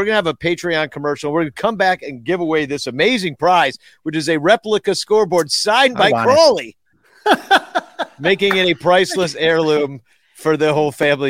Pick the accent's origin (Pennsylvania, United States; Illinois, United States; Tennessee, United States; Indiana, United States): Illinois, United States; Arlington Heights; I'm from Improv. Arlington Heights. I'm the Arlington Heights Rocket.